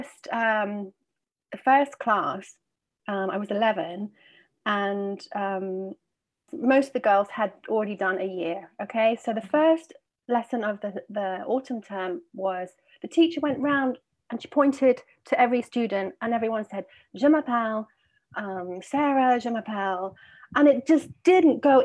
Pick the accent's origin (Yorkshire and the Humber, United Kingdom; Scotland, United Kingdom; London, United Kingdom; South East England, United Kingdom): London, United Kingdom; accent: British; moved away as an adult; now in Barcelona, Spain; I am originally from London, but I have been living in Barcelona for well over 20 years.